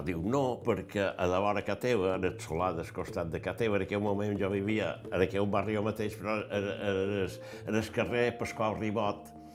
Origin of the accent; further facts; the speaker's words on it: Palma, Balearic Islands, Spain; Vaig néixer a Palma, de pare Cerverí, vaig néixer a Palma